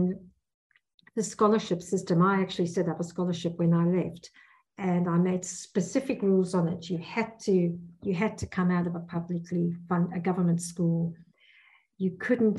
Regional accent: South Africa; moved away as an adult; now in Perth, Australia; I come from South Africa

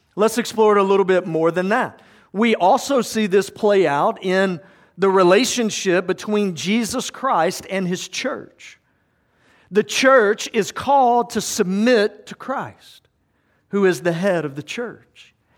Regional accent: South Georgia, United States; I grew up in South Georgia

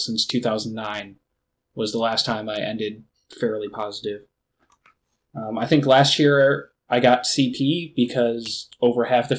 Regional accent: Michigan, United States; moved away

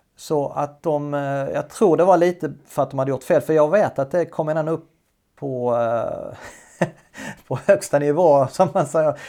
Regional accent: Sweden; moved away as an adult; also born or lived in Denmark; Stod som svensk och skulle läsa danska

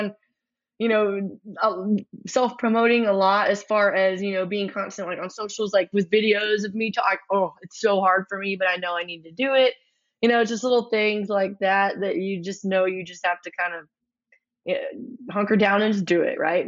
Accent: Shiner, Texas, United States; also born or lived in Luling, Texas / Rockport, Texas / San Marcos, Texas / Austin, Texas; I was born actually in Luling, Texas, but I lived most of my life in the like Shiner, Hallettsville area, and then a little bit on the Texas coast, like in Rockport.

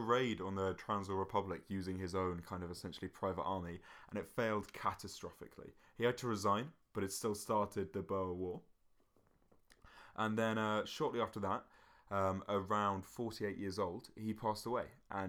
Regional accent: Scotland, United Kingdom; I don't know why I'm Scottish

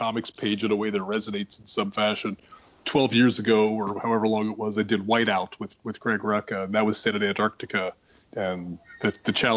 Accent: Pittsburgh, Pennsylvania, United States; I grew up in Pittsburgh

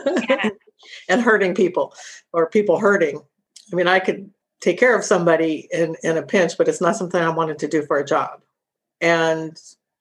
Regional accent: Sacramento, California, United States; I'm originally from Sacramento

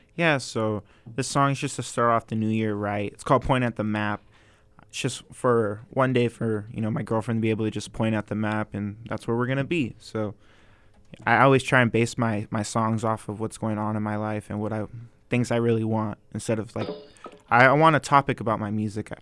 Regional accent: Ventura, California, United States; also born or lived in Maryland; I'm born and raised in Ventura.

